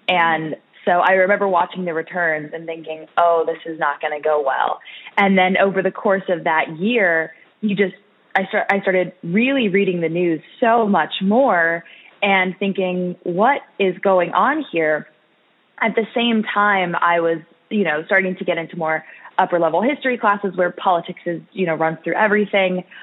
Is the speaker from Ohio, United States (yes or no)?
no; Orange County, California, United States; moved away as an adult; now in Washington, D.C., United States; I grew up in Orange County, California